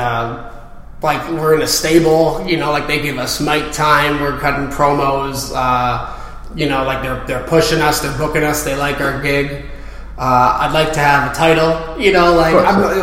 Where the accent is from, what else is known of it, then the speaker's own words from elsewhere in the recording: Windsor, Ontario, Canada; we're from Canada